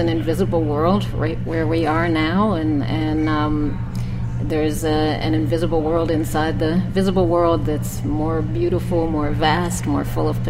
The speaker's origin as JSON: {"language": "English", "region": "Maine", "country": "United States", "also_born_or_lived": "Connecticut", "moved": "yes", "lives_now": "New Orleans, United States", "said": "I went to Hamden High School in Connecticut, although I'm not from Connecticut. I'm from Maine."}